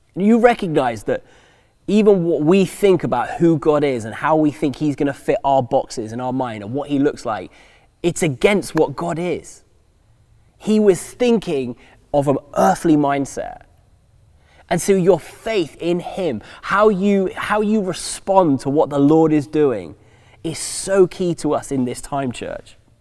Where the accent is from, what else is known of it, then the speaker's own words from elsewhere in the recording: England, United Kingdom; moved away as an adult; also born or lived in United States; we're English